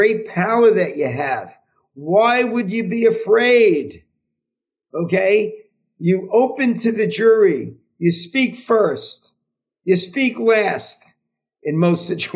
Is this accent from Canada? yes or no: no; New York, United States; from New York